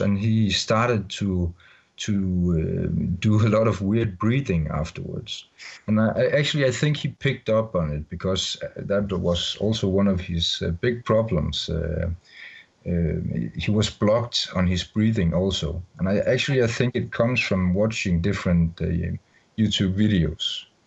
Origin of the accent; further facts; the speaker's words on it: Denmark; English is a second language; I'm from Denmark